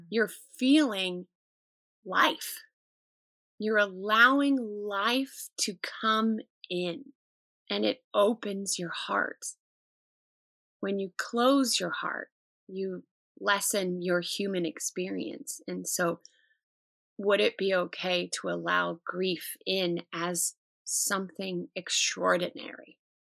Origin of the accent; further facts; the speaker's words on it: United States; as an American culture